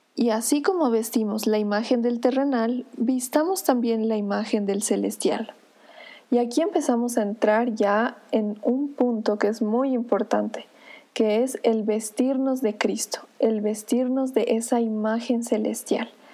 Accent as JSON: {"language": "Spanish", "country": "Bolivia", "said": "como boliviana"}